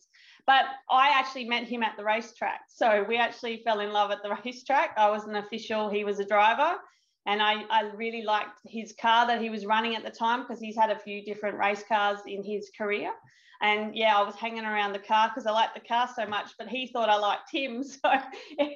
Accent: Adelaide, South Australia, Australia; moved away as an adult; now in Sydney, Australia; I'm originally from Adelaide, which is a 15-hour drive from Sydney.

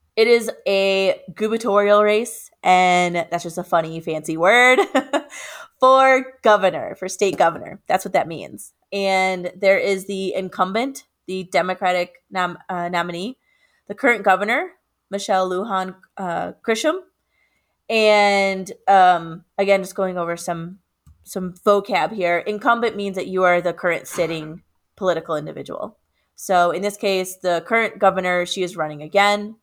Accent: Chicago, Illinois, United States; moved away as an adult; now in Albuquerque, United States; my hometown of Chicago

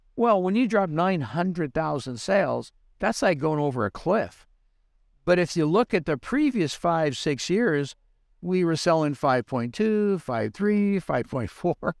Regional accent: Southern California, United States; moved away as an adult; also born or lived in Reno; I was born and raised in Southern California

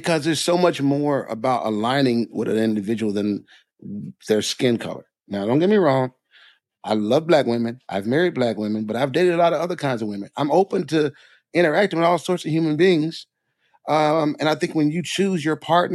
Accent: Jackson, Mississippi, United States; I grew up in Mississippi, right? Jackson, Mississippi

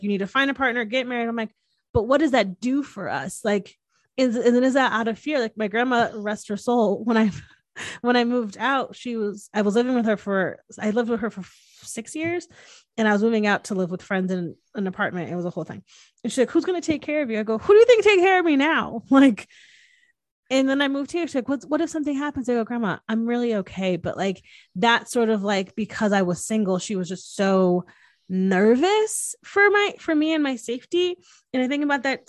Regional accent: Connecticut, United States; moved away as an adult; growing up in the Northeast, and not my family, but just like how traditional Connecticut is

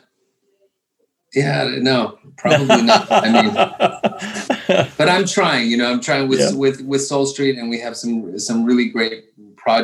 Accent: Virginia, United States; I was born in Virginia

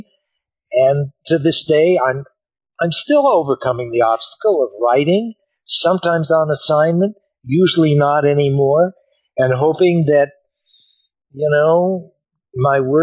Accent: Colorado, United States; I grew up in Colorado.

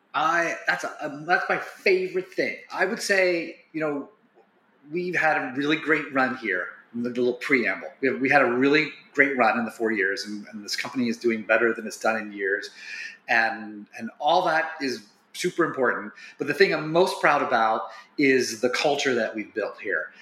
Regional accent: Wilmington, Ohio, United States; I grew up in Wilmington

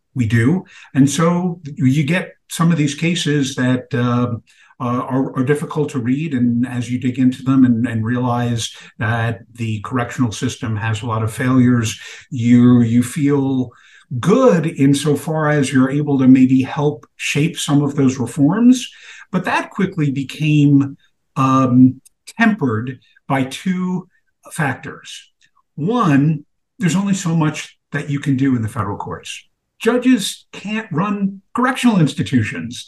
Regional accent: New York City, New York, United States; growing up in Brooklyn, New York in the 1970s

